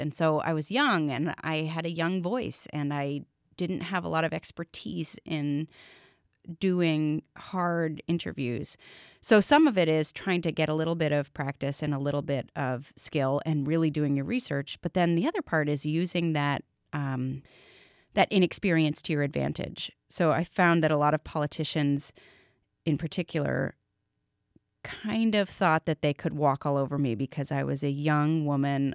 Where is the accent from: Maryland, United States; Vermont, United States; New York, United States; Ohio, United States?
Vermont, United States; Middlebury; also born or lived in Massachusetts; I was born in Middlebury, Vermont, at Porter Hospital, and I lived in East Middlebury, Vermont with my mom and dad until I was eight